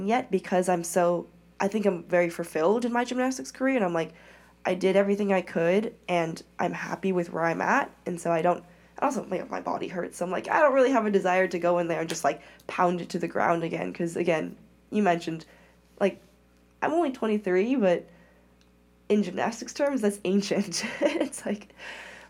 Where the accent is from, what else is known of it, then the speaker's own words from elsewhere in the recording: Oakland, California, United States; also born or lived in China; born and raised in the Bay Area